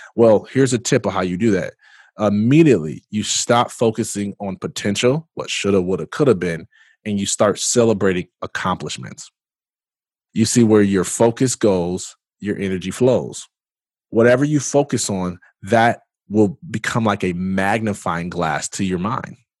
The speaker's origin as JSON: {"language": "English", "town": "Jackson", "region": "Michigan", "country": "United States", "said": "I am originally from Jackson, Michigan"}